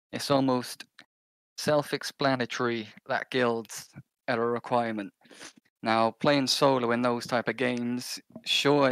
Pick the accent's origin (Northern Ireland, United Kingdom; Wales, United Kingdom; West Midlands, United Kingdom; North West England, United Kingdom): Wales, United Kingdom; I'm from Wales in the UK, so that nice small little country next to England